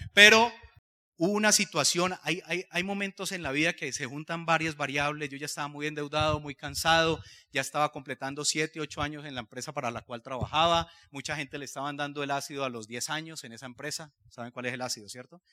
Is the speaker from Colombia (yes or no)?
yes; Cali, Valle del Cauca, Colombia; yo soy de Cali, vengo de una familia de clase media